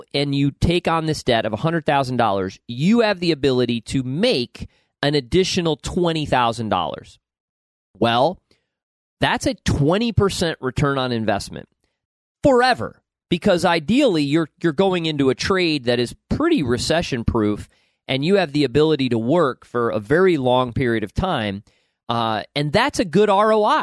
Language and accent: English; upstate New York, United States; moved away; every person I grew up with in upstate New York